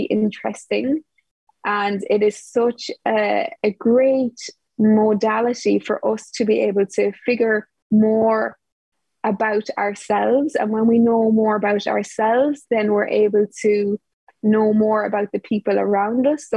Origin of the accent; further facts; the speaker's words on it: Ireland; now in Portugal; I'm from Ireland, but at the moment I'm living in Portugal